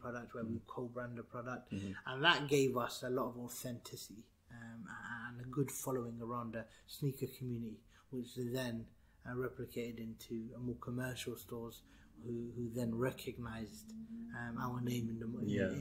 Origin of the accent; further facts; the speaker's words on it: London, United Kingdom; also born or lived in Burnley; We moved when I was 1 year old. So essentially been in London all my life